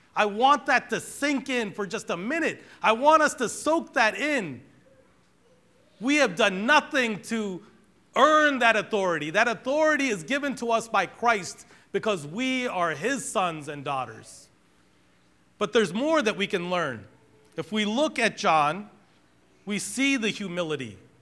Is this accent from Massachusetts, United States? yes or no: yes; Boston, Massachusetts, United States; We grew up in Boston, and I grew up in a black Pentecostal church